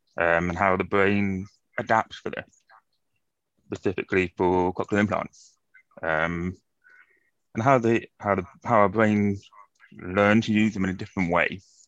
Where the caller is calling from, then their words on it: London, United Kingdom; I'm joining you from London today in the UK.